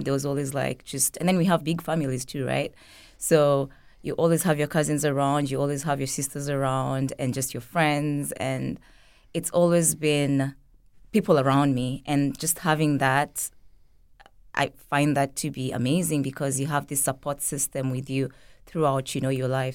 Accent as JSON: {"language": "English", "country": "Kenya", "tie": "born or raised there", "moved": "yes", "lives_now": "St. Petersburg, United States", "said": "growing up in Kenya"}